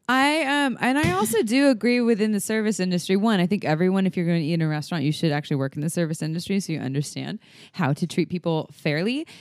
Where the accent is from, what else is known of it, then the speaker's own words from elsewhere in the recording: Santa Cruz, California, United States; She moved to Santa Cruz, my hometown.